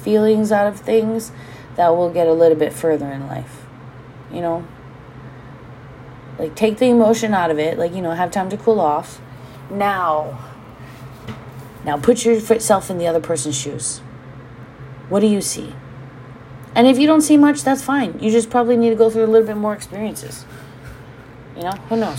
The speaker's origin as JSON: {"language": "English", "region": "Hawaii", "country": "United States", "said": "being Hawaiian and owning a home here"}